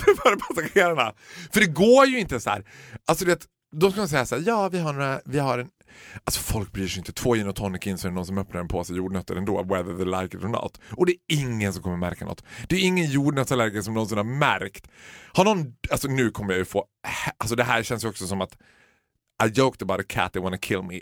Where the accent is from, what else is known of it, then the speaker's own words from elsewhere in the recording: Borlänge, Dalarna County, Sweden; Vi födda och uppvuxna i Borlänge